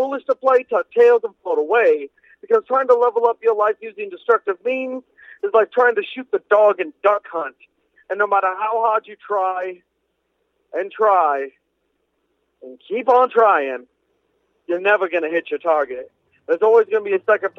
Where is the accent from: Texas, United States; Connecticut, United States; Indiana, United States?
Indiana, United States; Indianapolis; I'm from Indianapolis, Indiana.